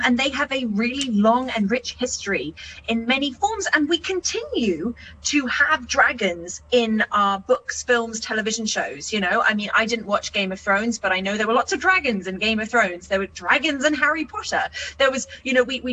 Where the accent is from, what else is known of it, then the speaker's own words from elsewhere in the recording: New Zealand; as a New Zealander